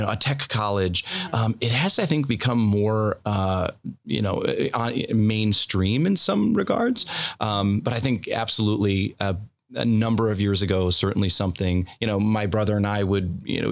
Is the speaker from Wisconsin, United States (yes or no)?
yes; Green Bay, Wisconsin, United States; I grew up in the Green Bay area